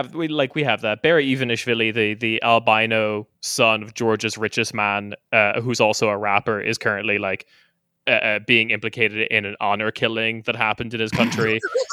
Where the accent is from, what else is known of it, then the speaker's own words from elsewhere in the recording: Ireland; I'm from Ireland, Chris. That's most of our politicians now.